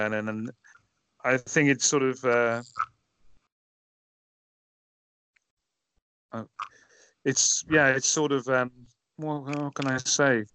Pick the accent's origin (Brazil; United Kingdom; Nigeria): United Kingdom; Merseyside, North West England; moved away; growing up in Merseyside